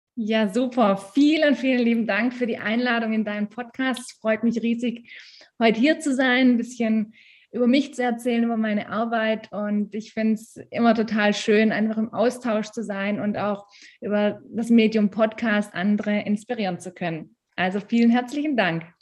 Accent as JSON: {"language": "German", "area": "Stuttgart area", "region": "Baden-Württemberg", "country": "Germany", "moved": "as an adult", "lives_now": "Tyrol, Austria", "said": "ich komme ursprünglich aus der Stuttgarter Ecke. Ein kleines bisschen hört man das manchmal."}